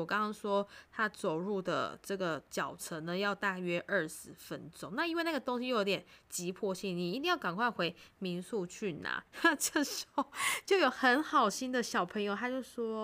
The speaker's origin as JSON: {"language": "Chinese", "country": "Taiwan", "said": "我们台湾人"}